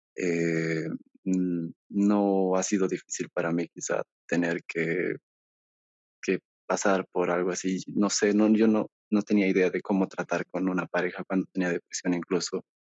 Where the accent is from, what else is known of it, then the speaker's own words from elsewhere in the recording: Bolivia; aquí yo soy de Bolivia